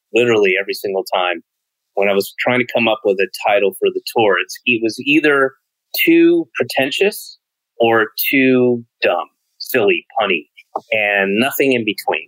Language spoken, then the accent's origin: English; Georgia, United States; I grew up in Georgia